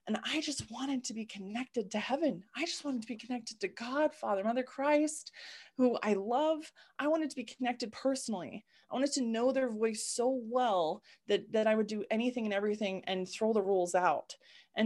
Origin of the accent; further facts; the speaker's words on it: Utah, United States; I grew up in Utah, born and raised in what I call the bubble of Utah